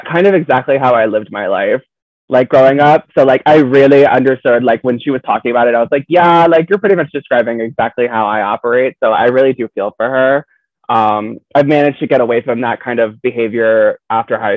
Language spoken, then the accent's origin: English; Florida, United States; I'm from Florida